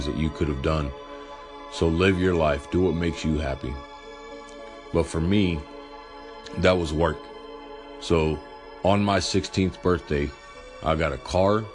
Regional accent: Morton, Texas, United States; born or raised there

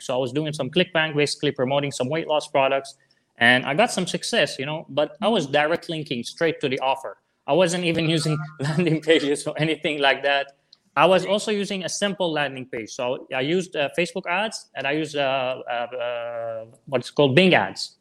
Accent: Syria; English is a second language; moved away as an adult; I'm from Syria originally

